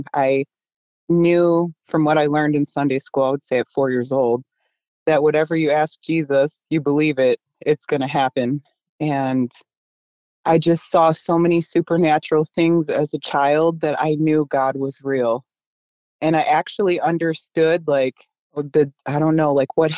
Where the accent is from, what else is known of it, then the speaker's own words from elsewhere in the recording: Buffalo, New York, United States; we in the inner city where I grew up in Buffalo, New York